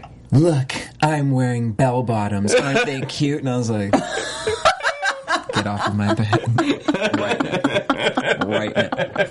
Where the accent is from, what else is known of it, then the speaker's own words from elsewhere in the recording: Cape Cod, Massachusetts, United States; I'm from Cape Cod